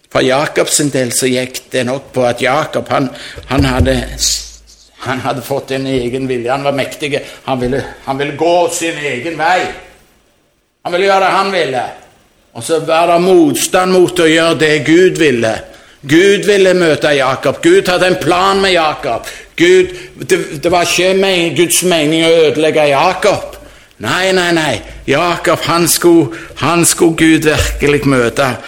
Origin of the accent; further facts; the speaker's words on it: Jørpeland, Rogaland, Norway; hjemme på Jørpeland